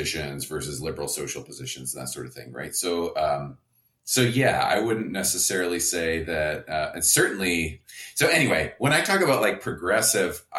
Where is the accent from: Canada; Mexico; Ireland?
Canada; now in United States; I'm Canadian, so I'm neither of those parties. I'm not allowed to vote.